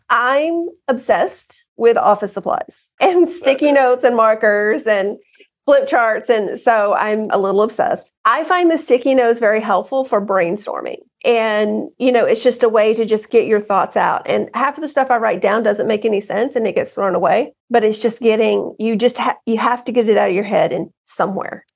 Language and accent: English; Southern Alabama, United States; I grew up in Alabama, grew up on a farm